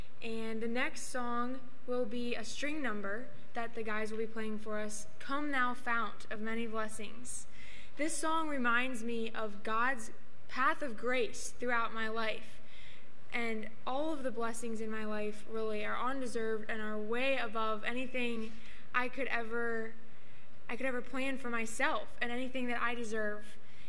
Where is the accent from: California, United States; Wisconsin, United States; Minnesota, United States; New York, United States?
Wisconsin, United States; Whitewater; I'm from Whitewater, Wisconsin